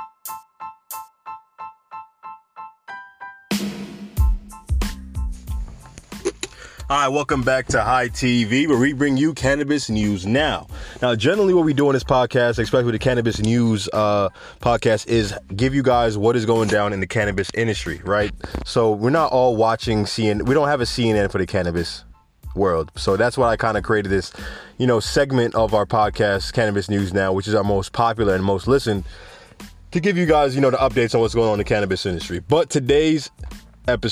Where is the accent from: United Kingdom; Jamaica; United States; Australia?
Jamaica; I'm Jamaican